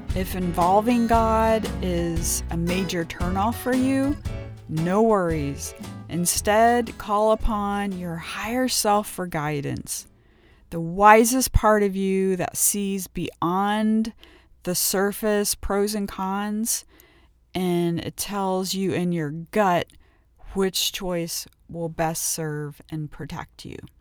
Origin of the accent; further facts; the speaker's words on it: outside of Cincinnati, Ohio, United States; I grew up twenty miles outside of Cincinnati, Ohio